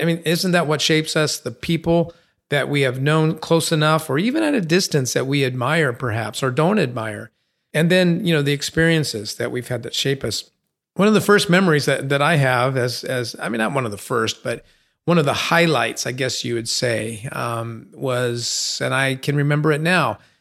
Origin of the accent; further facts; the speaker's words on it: San Bernardino, California, United States; Growing up on Sixteenth Street in San Bernardino, we had a one-car garage